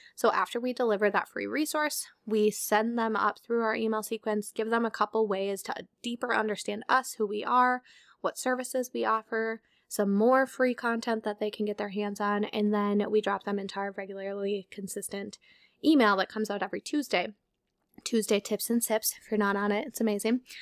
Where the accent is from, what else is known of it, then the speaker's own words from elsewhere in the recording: Minnesota, United States; we're from Minnesota